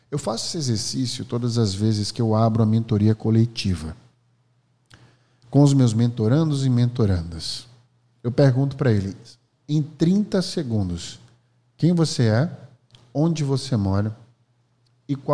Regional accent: Alagoas, Brazil; eu sou …, sou professor, empreendedor, sou de Alagoas.

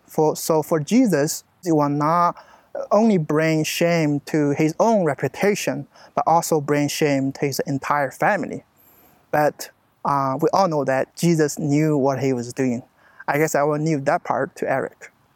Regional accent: China; moved away as an adult; also born or lived in Searcy, Arkansas; now in United States; I'm from China.

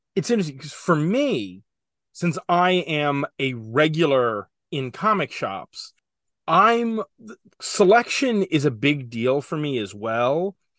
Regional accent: New Jersey, United States; I'm from Jersey

